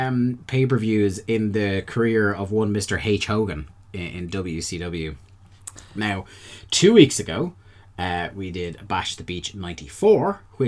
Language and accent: English; Ireland